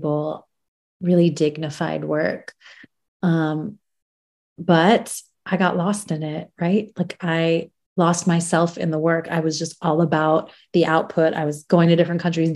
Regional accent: United States; also born or lived in Iran; my family and I, we left as refugees and went to America when I was quite young

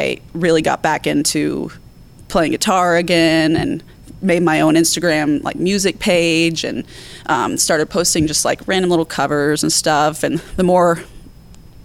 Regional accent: Pinehurst, North Carolina, United States; moved away as an adult; now in Charlotte, United States; I moved to Pinehurst, North Carolina when I was about 4 years old

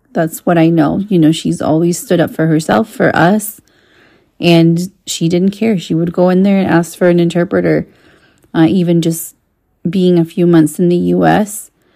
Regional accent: Mexico; first language Spanish; English is a second language; moved away as an adult; now in United States; I grew up in Mexico

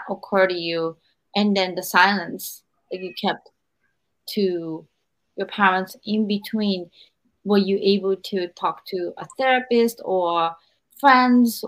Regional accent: Japan; I'm 45 years old and I grew up in Japan

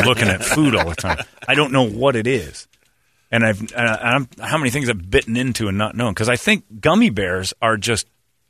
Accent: Cleveland, Ohio, United States; Oh, I'm from Cleveland, Ohio, and I'm going to tell you a story.

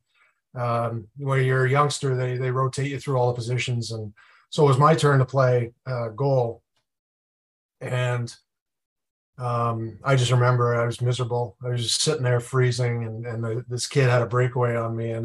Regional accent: Edmonton, Alberta, Canada; also born or lived in South Africa / Europe; So I was born in South Africa, spent a couple of years there, moved to Europe for a little bit. My dad was in the hotel business, and he got transferred to Edmonton when I was about 4 years old. So we moved to Canada.

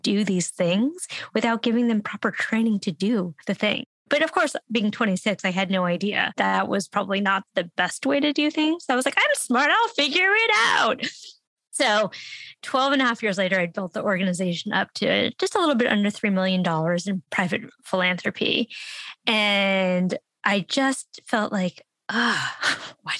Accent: San Francisco, California, United States; I grew up in San Francisco

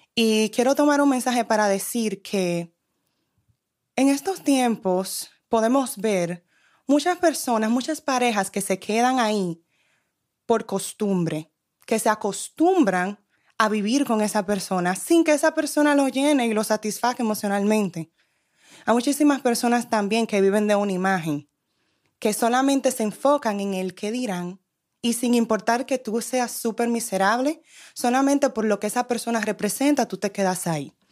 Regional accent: New York, United States; yo soy de New York

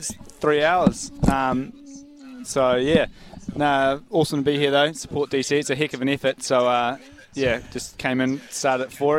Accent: Kerikeri, Northland, New Zealand; So growing up in Kerikeri up north, and I played till I was about 14 or something like

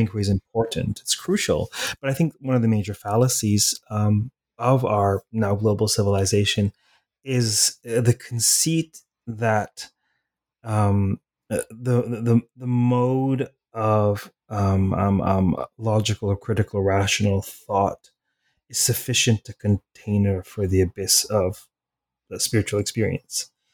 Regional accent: Toronto, Ontario, Canada; I was raised in Toronto

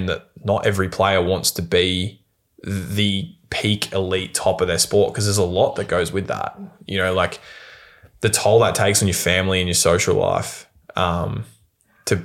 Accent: Bendigo, Victoria, Australia; I come from Bendigo.

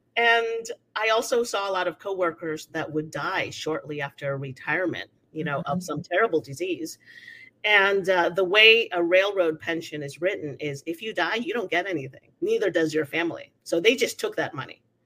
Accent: Venezuela; also born or lived in United States; now in Mexico; I was born in Venezuela. my family has been Venezuelan for 300 years

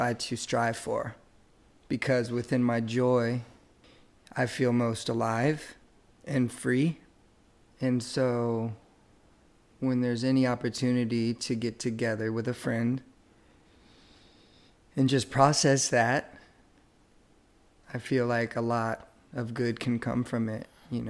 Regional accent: Chantilly, Virginia, United States; also born or lived in Wilmington, North Carolina; now in Cary, United States; I grew up in Northern Virginia, Chantilly, Virginia, which is inside of Fairfax County

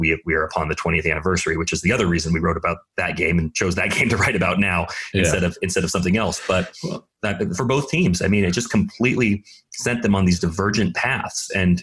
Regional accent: Oregon, United States; moved away; when I was a teenager, I grew up in Oregon

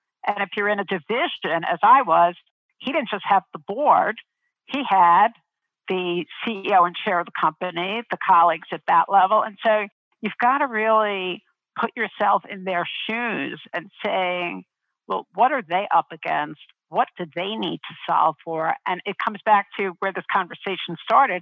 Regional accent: New York City, New York, United States; I grew up in Brooklyn

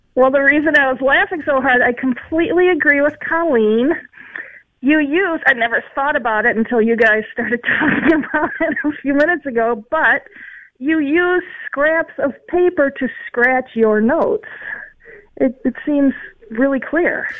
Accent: Midwest, United States; my parents are from the West. I was raised in the Midwest

